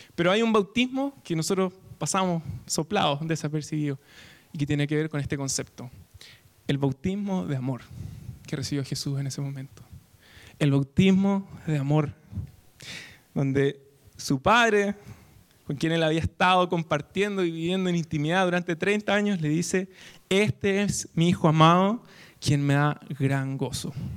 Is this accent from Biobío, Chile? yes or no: no; Temuco, Araucanía, Chile; now in Santiago, Chile; Soy de Temuco, del sur de Chile